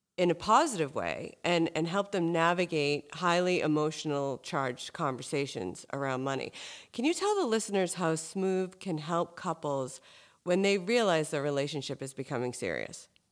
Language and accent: English; Hingham, Massachusetts, United States; I grew up in Hingham, which is basically the South Shore version of Marblehead